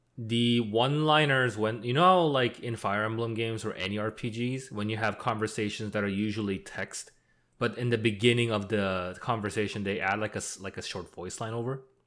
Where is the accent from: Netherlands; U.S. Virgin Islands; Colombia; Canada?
Canada; we're not American, we're Canadian